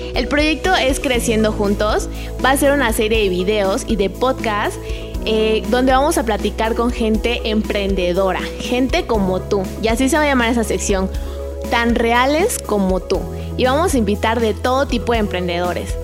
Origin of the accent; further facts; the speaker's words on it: Chiapas, Mexico; moved away as an adult; also born or lived in Mexico City; soy de Chiapas